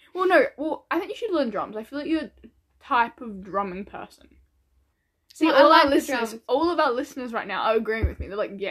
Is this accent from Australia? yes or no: yes; Australia; now in New Zealand; we're Australians that live in New Zealand. We're Australian, but we go to...